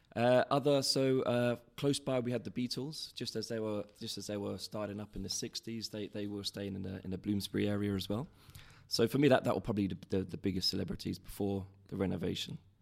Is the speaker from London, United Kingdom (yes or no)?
yes; London, United Kingdom; I grew up in Covent Garden